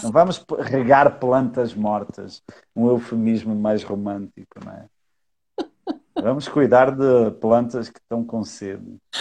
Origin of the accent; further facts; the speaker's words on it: Portugal; moved away as an adult; now in Brazil; eu sou português